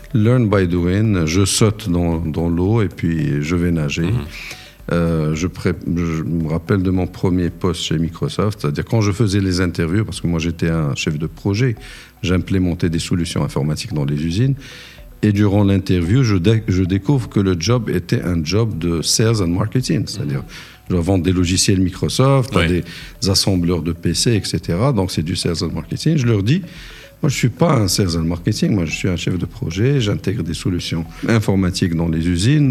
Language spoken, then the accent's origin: French; Morocco; moved away as an adult; also born or lived in United States / Algeria / Bahrain; mon retour au, pays mm-hmm. en 98 après avoir passé 13 ans aux États-Unis